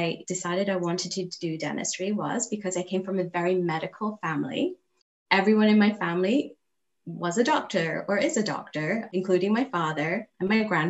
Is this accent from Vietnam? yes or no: no; England, United Kingdom; moved away as an adult; also born or lived in Kampala, Uganda; now in Abington, United States; I grew up in England